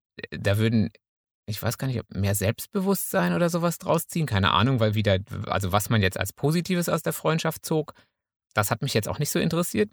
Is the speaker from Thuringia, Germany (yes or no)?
no; Münsterland, North Rhine-Westphalia, Germany; als Münsterländer